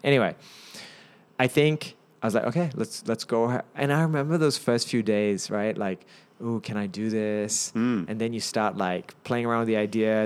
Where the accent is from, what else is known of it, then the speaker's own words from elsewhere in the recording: Napier, Hawke's Bay, New Zealand; also born or lived in Auckland, New Zealand; I'm a Kiwi went to Napier Boys and University of Auckland